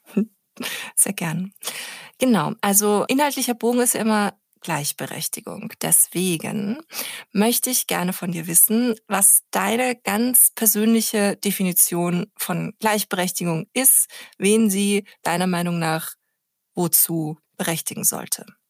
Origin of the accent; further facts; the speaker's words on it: Austria; moved away as an adult; now in Berlin, Germany; ich bin ja Österreicherin